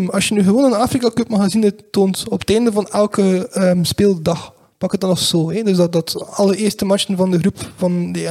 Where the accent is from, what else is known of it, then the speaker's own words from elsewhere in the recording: Belgium; want het is enorm storend dat wij dat als, als, als Belg niet kunnen terugvinden op televisie